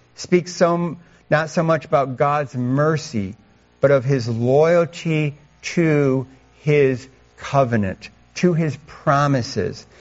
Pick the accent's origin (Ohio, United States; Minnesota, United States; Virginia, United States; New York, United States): New York, United States; Rushville; moved away; I grew up down in Rushville, New York